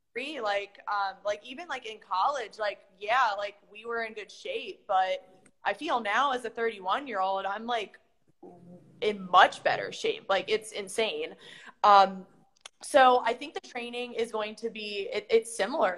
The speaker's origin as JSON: {"language": "English", "region": "Maryland", "country": "United States", "moved": "yes", "lives_now": "South Florida, United States", "said": "I'm used to that type of weather since I'm from Maryland"}